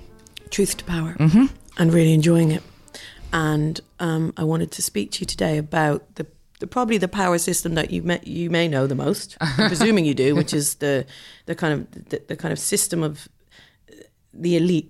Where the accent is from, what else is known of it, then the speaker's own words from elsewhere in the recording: Ireland; Being Irish